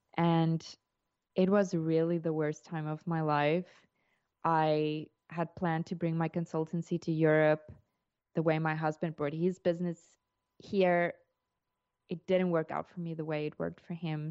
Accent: South Africa; moved away as an adult; now in Portugal; I'm South African, and we immigrated to Portugal in twenty twenty

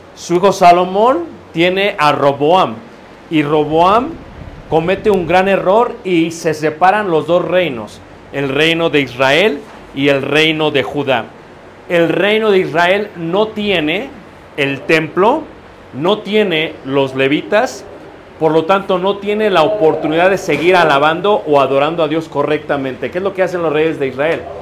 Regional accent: Mexico; como latinos, como mexicanos

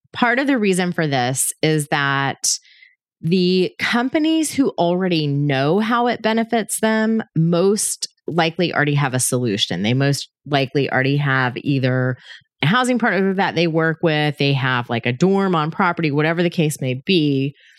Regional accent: Georgia, United States; my home state of Georgia

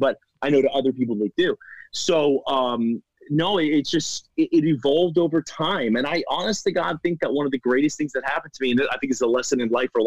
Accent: Florida, United States; I'm actually from Florida

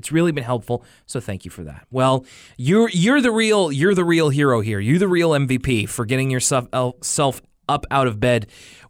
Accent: Denver, Colorado, United States; because that was a prevalent rumor where I was growing up in Denver.

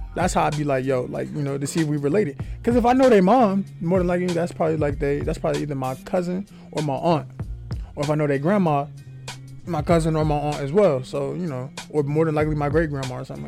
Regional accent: New York City, New York, United States; I'm from Faraguay. But if you're from Atlanta, if you're from anywhere that's not New York, I'm telling you that I'm from Queens

